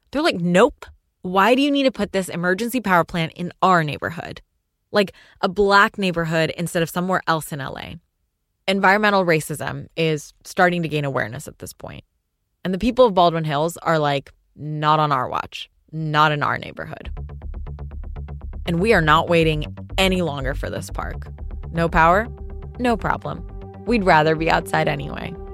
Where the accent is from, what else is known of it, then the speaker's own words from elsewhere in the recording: Karachi, Sindh, Pakistan; now in Los Angeles, United States; I spent my childhood in Karachi, which is one of the big metropolitan cities in Pakistan.